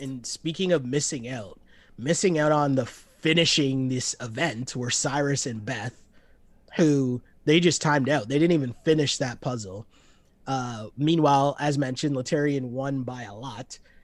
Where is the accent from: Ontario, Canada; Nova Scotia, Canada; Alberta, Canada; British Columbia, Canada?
Ontario, Canada; Toronto; we're both from Toronto